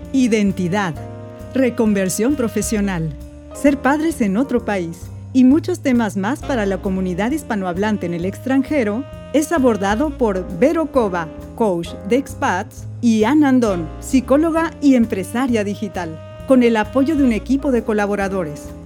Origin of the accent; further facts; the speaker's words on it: Mexico; now in France; mis experiencias como migrante en un país como Francia, como migrante mexicana